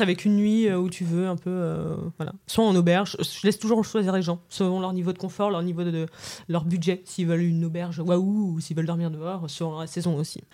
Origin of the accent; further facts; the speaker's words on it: Paris, Île-de-France, France; j'ai 32 ans, je viens de Paris.